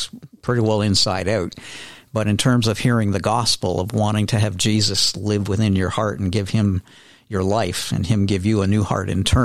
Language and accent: English; Millgrove, Ontario, Canada; I grew up about 10 miles north of Hamilton, a little farming community called Millgrove